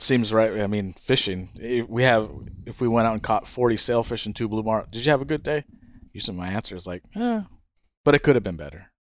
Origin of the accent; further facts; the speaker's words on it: Hawaii, United States; moved away as an adult; also born or lived in California; now in Guatemala; My brother and I grew up in Hawaii